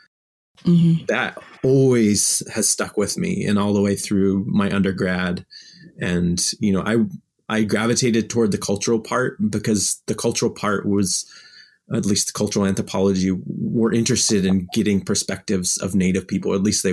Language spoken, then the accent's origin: English; Memphis, Tennessee, United States; I've grown up all over the U.S. because my dad was in the military. He was a pilot. And part of my life, I grew up in Memphis, Tennessee.